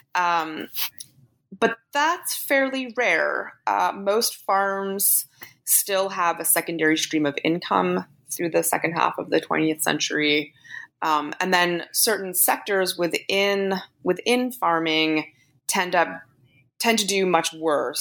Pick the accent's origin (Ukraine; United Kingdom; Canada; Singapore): Canada; I'm Canadian